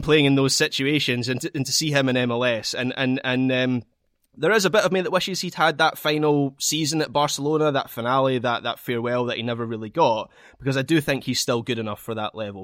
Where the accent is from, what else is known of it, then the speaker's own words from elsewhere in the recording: Scot, Scotland, United Kingdom; As a Scot